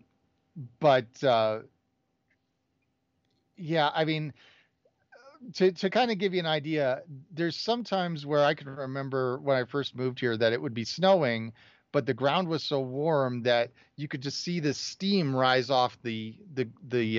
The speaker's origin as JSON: {"language": "English", "town": "Chicago", "region": "Illinois", "country": "United States", "tie": "born or raised there", "moved": "yes", "lives_now": "Denver, United States", "said": "I grew up in Chicago"}